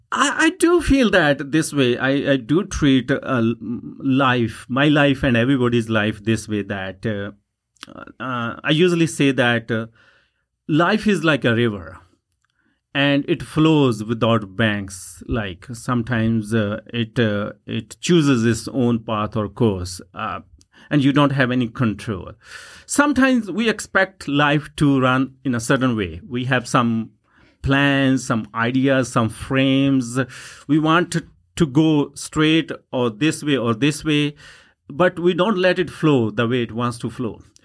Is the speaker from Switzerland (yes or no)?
no; Punjab, India; first language Punjabi; English is a second language; moved away as an adult; now in Yukon, Canada; punjabi language which is my first language